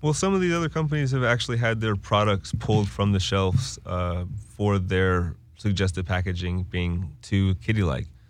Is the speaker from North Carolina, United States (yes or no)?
yes; Winston-Salem, North Carolina, United States; I'm from Winston-Salem, North Carolina